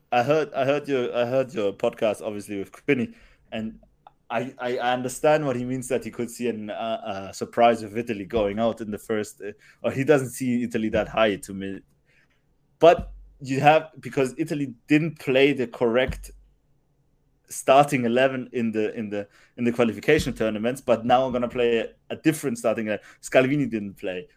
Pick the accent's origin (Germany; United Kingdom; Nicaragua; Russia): Germany; I was brought up in Germany, obviously, and, uh, and that's my home country in a way as well